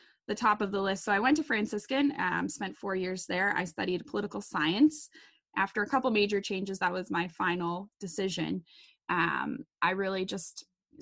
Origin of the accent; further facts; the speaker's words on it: Wisconsin, United States; also born or lived in Dayton, Ohio; I'm from Wisconsin, for all you out there who are detecting my accent. Born and raised, well, I was actually born in Dayton, but moved here really as a young child. So raised in Wisconsin